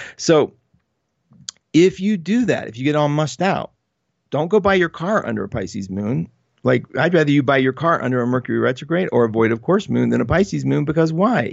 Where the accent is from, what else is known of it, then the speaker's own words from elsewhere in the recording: West Virginia, United States; I'm undeniably from West Virginia